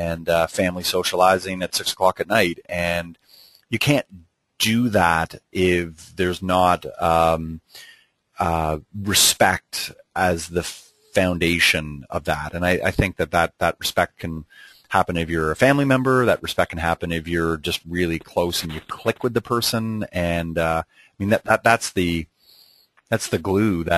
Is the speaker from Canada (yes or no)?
yes; Canada; I'm Canadian